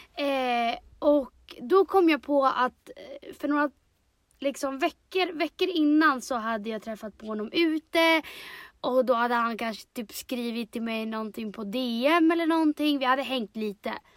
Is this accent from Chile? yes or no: yes; Chile; now in Sweden; jag är i mitt hemland